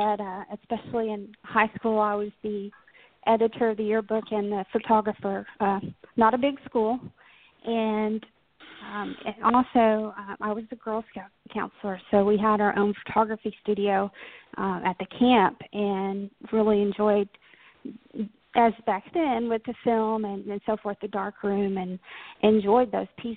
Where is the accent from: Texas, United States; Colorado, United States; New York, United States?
Texas, United States; Paris; I grew up in North Texas in the little town called Paris, not France. So born and bred Texas gal.